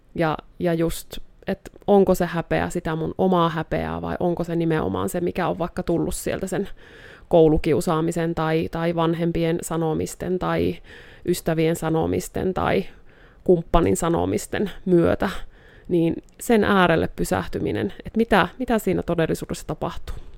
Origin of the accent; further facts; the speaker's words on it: Joensuu, North Karelia, Finland; now in Rovaniemi, Finland; täältä Joensuusta olen alun alkujaan kotoisin, mutta nykyään asustelen tuolla Rovaniemellä